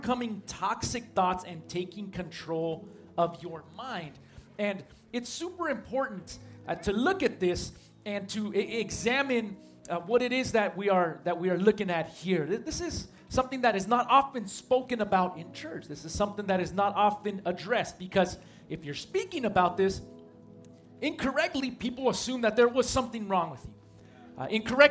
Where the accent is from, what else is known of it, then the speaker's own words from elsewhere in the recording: San Marcos, California, United States; I grew up at a church not too far away from here in San Marcos